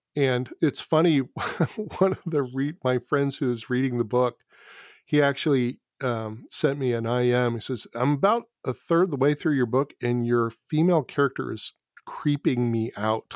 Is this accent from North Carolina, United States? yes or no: no; California, United States; as a Californian